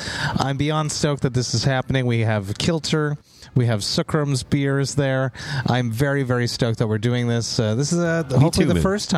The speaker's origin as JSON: {"language": "English", "town": "Montreal", "region": "Quebec", "country": "Canada", "said": "I'm from Montreal, right?"}